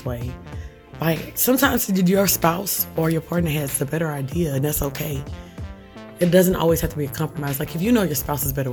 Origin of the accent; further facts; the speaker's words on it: Louisiana, United States; We're from Louisiana